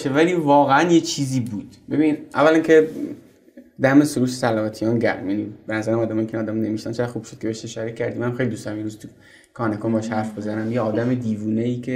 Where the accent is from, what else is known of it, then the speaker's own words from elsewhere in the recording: Zahedan, Sistan and Baluchestan, Iran; moved away as an adult; also born or lived in Zabol; now in Tehran, Iran; بعدش ما برای زندگی اومدیم زاهدان و تا سن 18 سالگی قبل از کنکور من زاهدان بودم